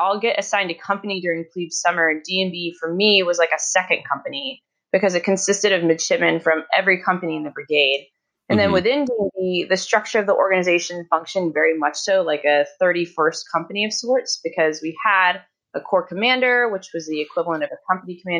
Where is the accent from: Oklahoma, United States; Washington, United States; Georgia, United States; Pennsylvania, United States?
Georgia, United States; Norcross; moved away as an adult; I'm from Norcross, Georgia, originally, right outside Atlanta.